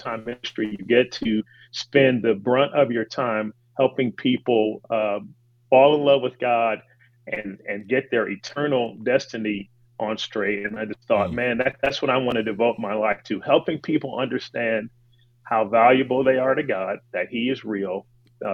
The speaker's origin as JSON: {"language": "English", "town": "Chicago", "region": "Illinois", "country": "United States", "tie": "born or raised there", "also_born_or_lived": "Tallahassee, Florida", "moved": "as an adult", "lives_now": "Los Angeles, United States", "said": "I grew up in Chicago, Illinois"}